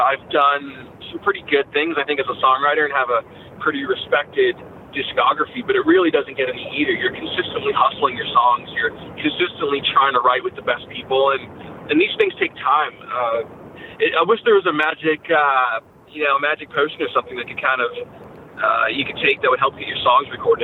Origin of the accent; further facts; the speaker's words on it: Canada; now in United States; I'm actually a dual American citizen, even though I grew up in Canada.